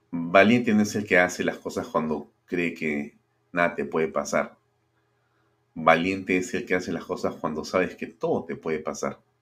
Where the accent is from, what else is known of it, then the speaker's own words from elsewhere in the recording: Peru; si algo somos los peruanos en el mundo entero conocidos es por la capacidad de trabajo